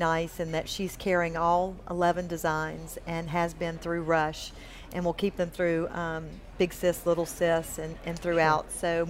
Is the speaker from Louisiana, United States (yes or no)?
yes; Natchitoches, Louisiana, United States; My first job, I was 15. I worked in Natchitoches. I grew up in Natchitoches, Louisiana.